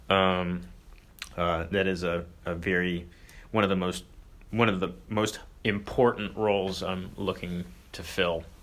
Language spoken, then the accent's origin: English; Cincinnati, Ohio, United States; I'm from Cincinnati. So ah. I was